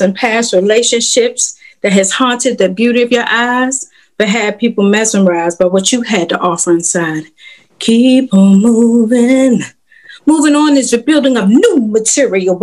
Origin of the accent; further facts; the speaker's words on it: Washington, District of Columbia, United States; moved away as an adult; now in North Carolina, United States; I'm from Washington, D.C. I just recently moved to North Carolina.